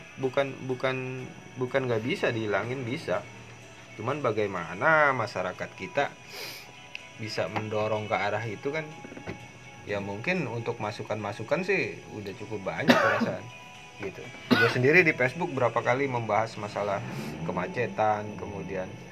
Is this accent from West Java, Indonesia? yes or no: yes; Parung, West Java, Indonesia; Gua mencintai parung, gua besar di parung, berjodoh di parung